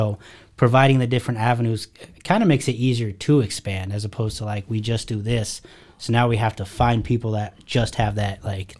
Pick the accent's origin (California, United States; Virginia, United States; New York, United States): California, United States; Sacramento; And then went back home. I'm from California originally. So I went back to Sacramento, built a team out there.